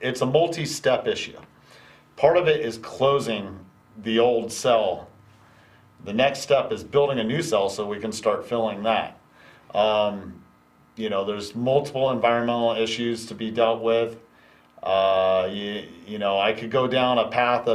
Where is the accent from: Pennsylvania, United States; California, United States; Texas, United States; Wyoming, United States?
California, United States; Mokelumne Hill; I grew up in Calaveras County, and that's been there since I was a child